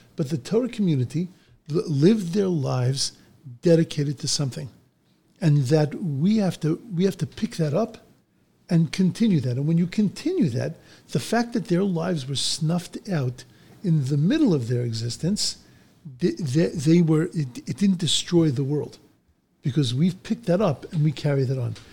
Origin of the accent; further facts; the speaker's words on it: Bellmore, New York, United States; I grew up in Long Island